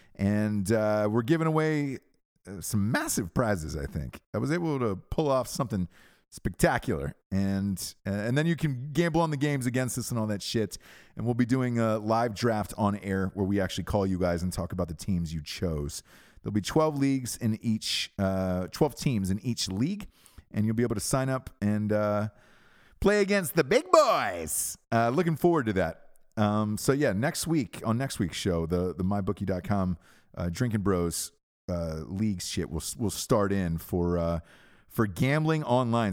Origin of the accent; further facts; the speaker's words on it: Georgia, United States; I'm from Georgia